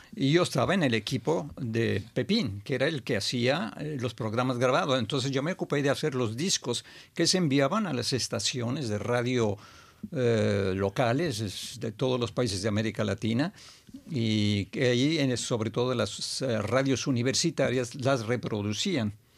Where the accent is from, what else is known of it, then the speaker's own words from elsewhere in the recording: Mexico; moved away as an adult; also born or lived in Montreal, Canada; ya cuando me iba a volver a México, mi país natal